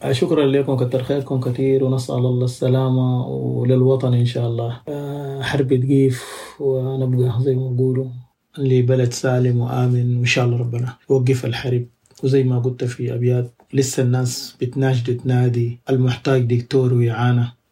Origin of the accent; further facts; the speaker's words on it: Sudan; moved away as an adult; now in Birmingham, United Kingdom; احنا سودانيين